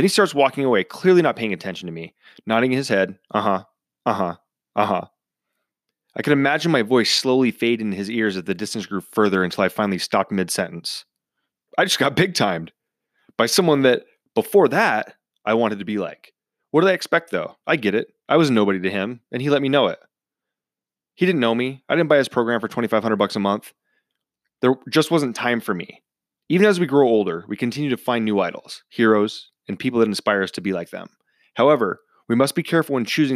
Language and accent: English; near Seattle, Washington, United States; growing up near Seattle